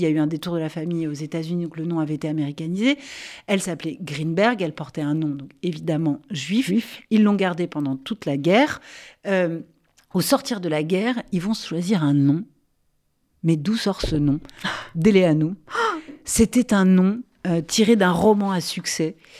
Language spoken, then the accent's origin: French; France; chez nous, en France